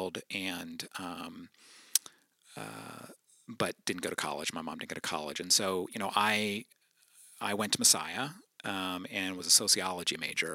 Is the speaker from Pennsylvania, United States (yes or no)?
yes; New Holland, Pennsylvania, United States; also born or lived in Philadelphia; I grew up in Eastern Lancaster County, New Holland, and attended Lancaster BIC from birth through post-college